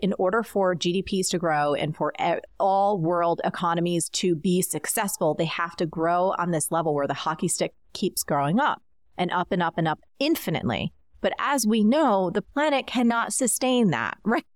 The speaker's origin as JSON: {"language": "English", "region": "New Jersey", "country": "United States", "tie": "born or raised there", "said": "growing up in New Jersey, um, I was in the suburbs"}